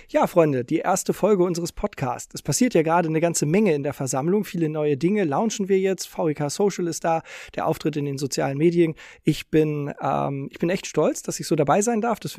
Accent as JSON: {"language": "German", "region": "Hamburg", "country": "Germany", "tie": "born or raised there", "said": "Ich bin nämlich auch in Hamburg groß geworden"}